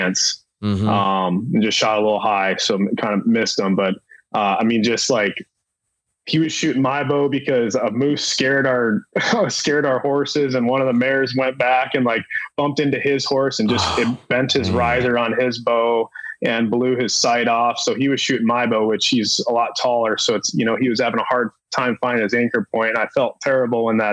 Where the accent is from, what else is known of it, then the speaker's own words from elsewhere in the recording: Minnesota, United States; when I was a kid growing up in Minnesota